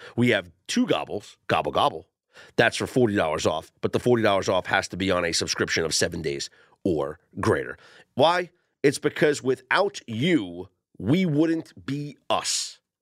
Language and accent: English; New York, United States; when I was younger, growing up in New York, uh, my mom used to take me